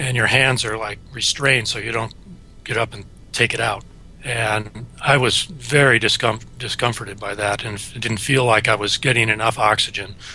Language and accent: English; Wisconsin, United States; moved away as an adult; I grew up in Wisconsin and came out east